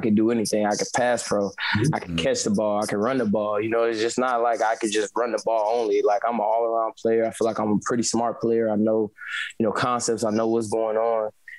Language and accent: English; Wisconsin, United States; I was born and raised in Wisconsin, went to college there, everything.